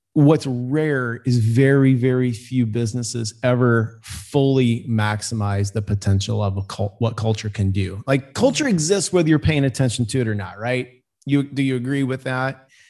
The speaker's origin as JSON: {"language": "English", "town": "Cedar Rapids", "region": "Iowa", "country": "United States", "tie": "born or raised there", "said": "I serve a nonprofit in, in my hometown of Cedar Rapids, Iowa"}